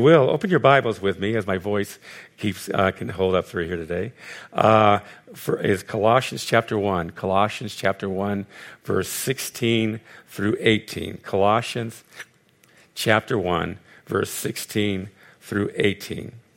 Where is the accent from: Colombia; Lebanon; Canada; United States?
United States; Los Angeles, California; also born or lived in Connecticut; I'm born and raised in Los Angeles